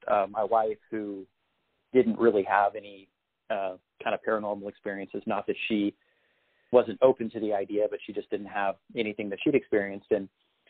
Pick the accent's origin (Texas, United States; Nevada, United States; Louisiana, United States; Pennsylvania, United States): Texas, United States; San Antonio; also born or lived in Austin, Texas; I grew up in San Antonio, Texas, which is a town that it's kind of famous for having some pretty interesting little haunted areas